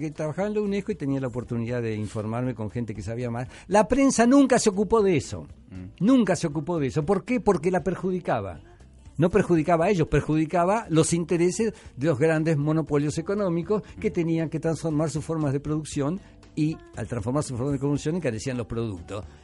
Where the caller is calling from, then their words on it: San Juan de Miraflores, Lima, Peru; de San Juan de Miraflores.